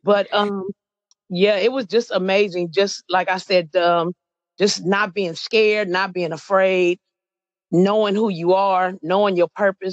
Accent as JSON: {"language": "English", "town": "Los Angeles", "region": "California", "country": "United States", "said": "I'm not from the country. I'm from Los Angeles"}